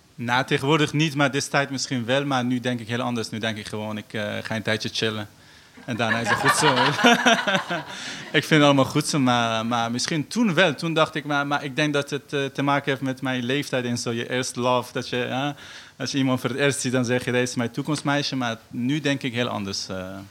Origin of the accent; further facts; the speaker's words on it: Afghanistan; Dutch is a second language; now in Netherlands; Ik kom uit Afghanistan.